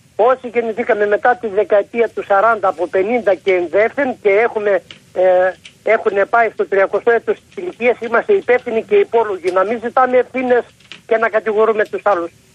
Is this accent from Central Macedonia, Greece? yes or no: no; Trikala, Thessaly, Greece; Επάνω στο χωριό μου